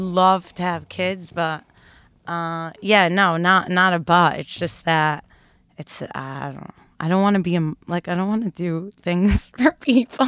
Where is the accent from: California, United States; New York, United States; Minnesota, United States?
New York, United States; Brooklyn; now in Greenwich Village, New York, United States; I grew up in Brooklyn